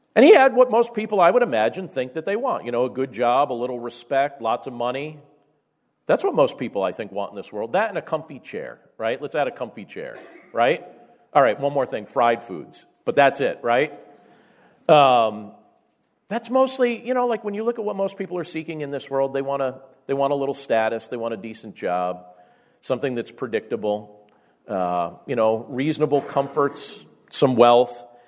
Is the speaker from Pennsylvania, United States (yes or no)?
yes; Carbondale, Pennsylvania, United States; growing up in Carbondale, Pennsylvania, and what life was like back during our junior high years and our high school years